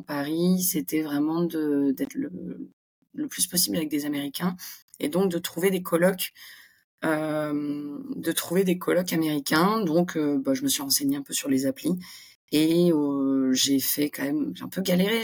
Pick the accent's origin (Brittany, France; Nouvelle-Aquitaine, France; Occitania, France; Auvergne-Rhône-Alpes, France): Occitania, France; Montpellier; accent: French; moved away as an adult; also born or lived in Île-de-France; now in New York, United States; je suis originaire de Montpellier, j'ai fait mes études en région parisienne et je suis arrivée